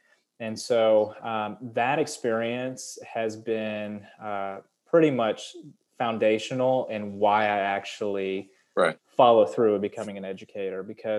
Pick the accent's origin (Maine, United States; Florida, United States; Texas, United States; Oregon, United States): Texas, United States; San Antonio; also born or lived in New York; I am a Texan. And it took me a long time to admit that. But really, this is where I've lived the most. This is where most of my memories are.